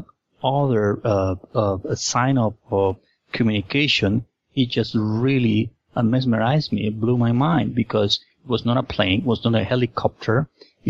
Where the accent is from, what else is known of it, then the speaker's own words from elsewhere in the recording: Lima, Peru; I was born and raised in Lima, Peru